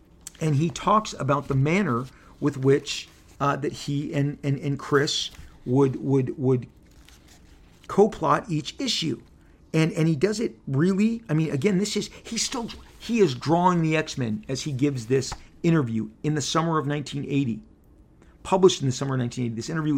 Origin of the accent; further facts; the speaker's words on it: Canada; The character's from Canada. I'm from Canada.